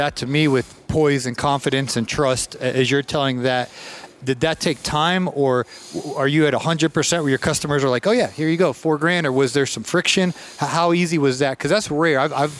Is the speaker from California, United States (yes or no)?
no; Georgia, United States; I'm from Georgia.